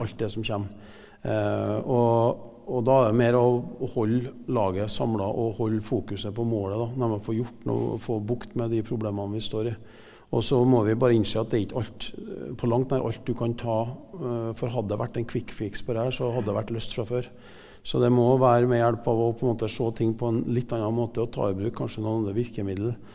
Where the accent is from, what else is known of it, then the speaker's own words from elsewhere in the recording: Klæbu, Trøndelag, Norway; also born or lived in United States; now in Trondheim, Norway; jeg vokste opp i Klæbu eh, mesteparten av tida.